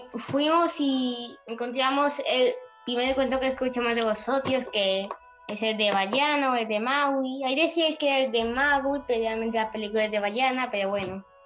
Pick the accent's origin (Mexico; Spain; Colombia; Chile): Spain; Villanueva de Gaivas, Málaga, Andalusia; soy de Villanueva de Gaivas